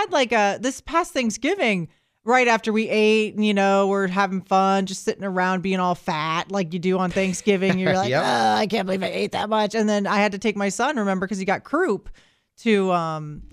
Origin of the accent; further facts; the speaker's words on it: Florida, United States; I'm born and raised in Florida.